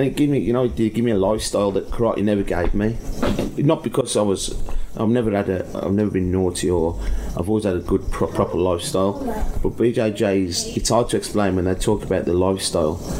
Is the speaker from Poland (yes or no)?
yes; Warsaw, Masovian Voivodeship, Poland; I'm from Warsaw